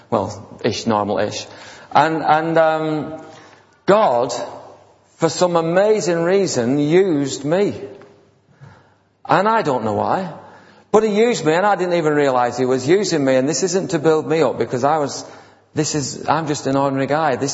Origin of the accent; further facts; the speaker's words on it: India; now in United Kingdom; Now, when we came on from India, the pastor was saying that, many people got healed. And so I said, well, that's okay, I'm in England now